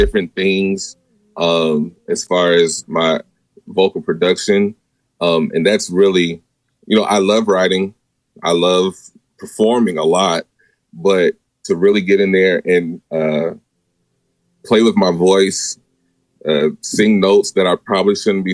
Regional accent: Portland, Oregon, United States; now in Auburn, Georgia, United States; Originally, I'm from Portland, Oregon

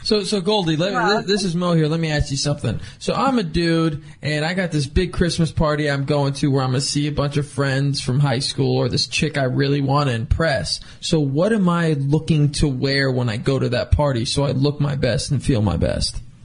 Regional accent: Thousand Oaks, California, United States; I grew up in Thousand Oaks, small town.

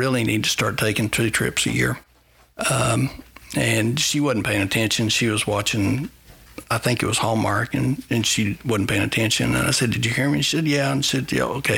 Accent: United States; as an American

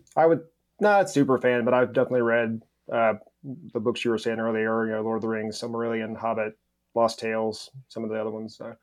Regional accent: Mississippi, United States; moved away as an adult; now in Pensacola, United States; I'm originally from Mississippi. Uh, I grew up there

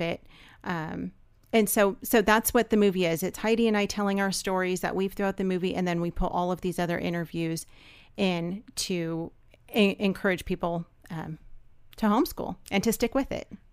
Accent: Los Angeles, California, United States; moved away as an adult; also born or lived in Georgia; we're from Los Angeles

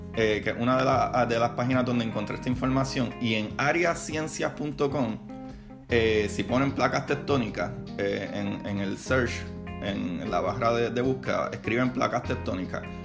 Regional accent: Puerto Rico; en mi país, Puerto Rico

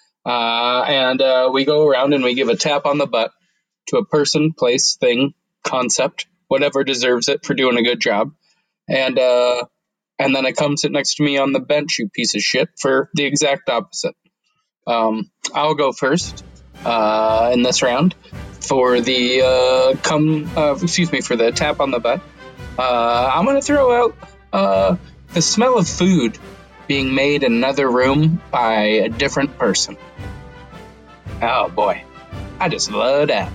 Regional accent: Denver, Colorado, United States; I'm from Denver.

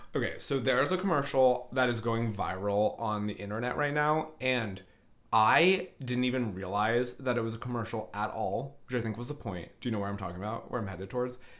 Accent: Northern California, United States; I'm from Northern California

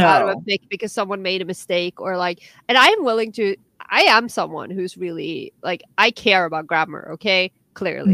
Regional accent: Norway; English is a second language

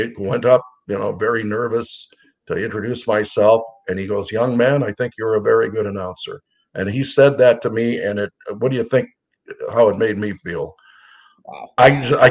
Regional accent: Detroit, Michigan, United States; moved away; growing up in Detroit, and I was fortunate enough to grow up in Detroit

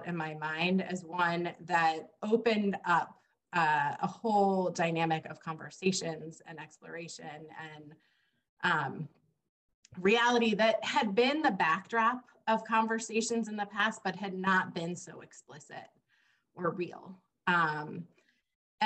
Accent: Cincinnati, Ohio, United States; I grew up in Cincinnati, Ohio

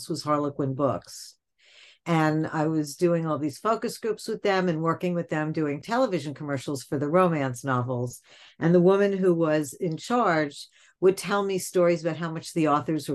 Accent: New York City, New York, United States; So I grew up in New York

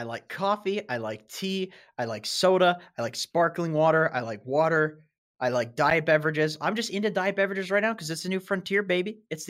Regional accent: Canada; I'm Canadian. You fucking Danish.

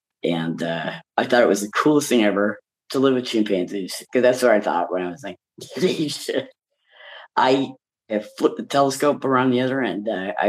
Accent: Salem, Massachusetts, United States; I'm from Salem, Massachusetts in the U.S.

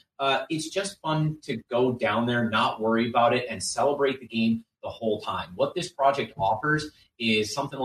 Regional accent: Wisconsin, United States; we're from Wisconsin.

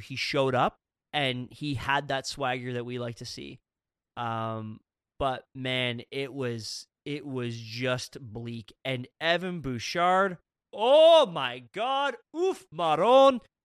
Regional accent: Canada; I'm from Canada

